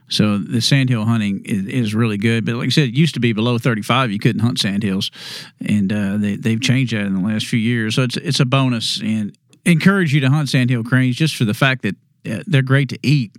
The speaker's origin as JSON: {"language": "English", "region": "Texas", "country": "United States", "tie": "born or raised there", "said": "When I was growing up in Texas"}